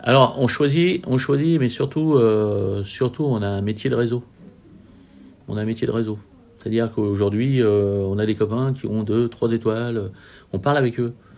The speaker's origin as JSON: {"language": "French", "town": "Lyon", "region": "Auvergne-Rhône-Alpes", "country": "France", "said": "On est lyonnais"}